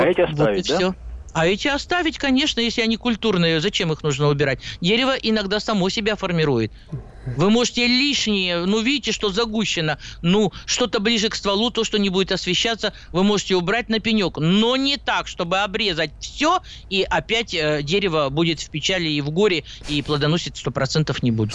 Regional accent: Siberia, Russia; Я сибирячка

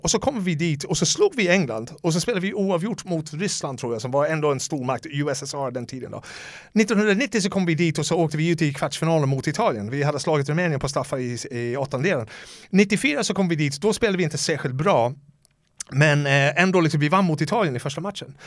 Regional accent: Dublin, Leinster, Ireland; Swedish is a second language; moved away as an adult; now in Sweden; Så jag är uppvuxen i Dublin, alltså några, vad, vad kan det vara, två, tre kilometer från O'Connell Street

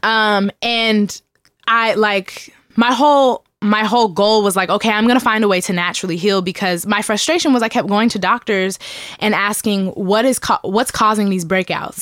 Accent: Seattle, Washington, United States; born and raised in Seattle, Washington

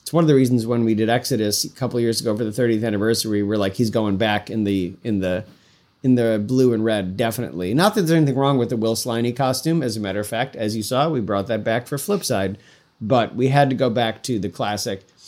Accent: Syracuse, New York, United States; moved away; I'm from Central New York originally. We didn't have, I'm not from, I live, I grew up in Syracuse.

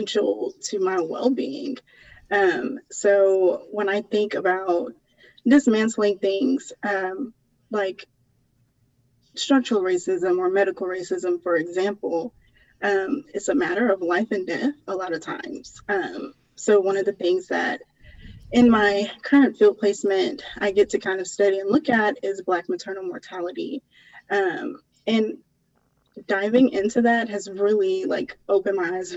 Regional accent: Jonesboro, Georgia, United States; moved away; I am from the south side of Atlanta. I grew up in Jonesboro, Georgia

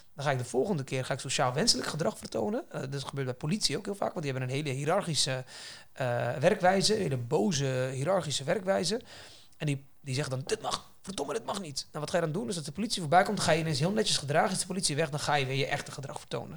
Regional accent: Netherlands; wij hier als Nederlanders in Nederland

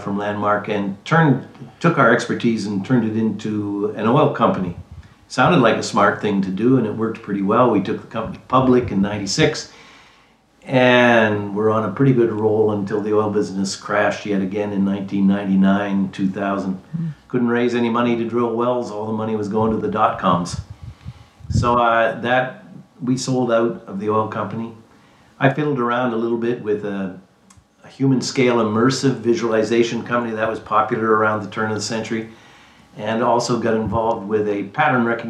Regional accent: east coast of Canada, Atlantic Canada, Canada; moved away as an adult; also born or lived in Calgary; I am Canadian. I grew up on the east coast of Canada in a town that was probably not any smaller or bigger than Liberty, Texas.

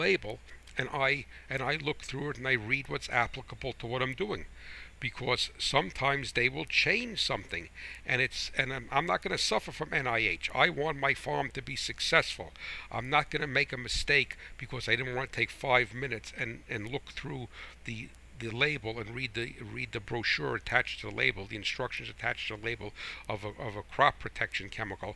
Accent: United States; I am American first, I'm American farmer

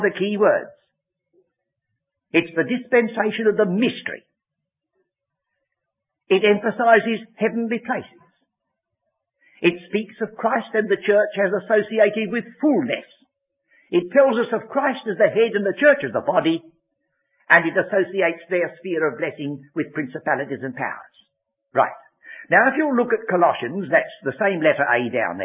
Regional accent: England, United Kingdom; I'm English. My ancestors, as far as I go back, came from Exeter.

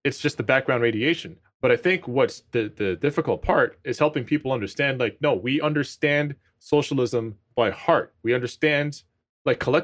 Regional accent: Toronto, Ontario, Canada; I'm from Rexdale, Ontario, right? So it's a suburb in Toronto, one of the lowest income neighborhoods in the city

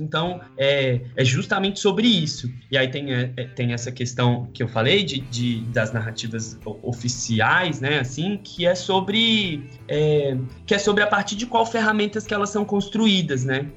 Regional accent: Ceilândia, Federal District, Brazil; moved away as an adult; also born or lived in Brazlândia / São Paulo; now in Rio de Janeiro, Brazil; eu vim do Distrito Federal, nasci e cresci numa cidade que chama Ceilândia até metade da infância. Depois eu fui para uma cidade chamada Braslândia

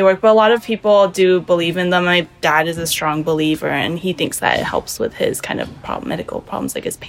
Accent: Los Angeles, California, United States; born there; My parents are from Taiwan, but I was born in Los Angeles, California.

